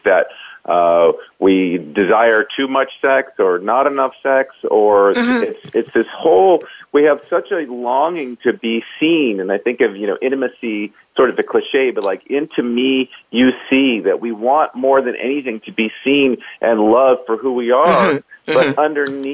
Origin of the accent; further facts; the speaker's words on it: Los Angeles, California, United States; I am from California. I grew up in the L.A. area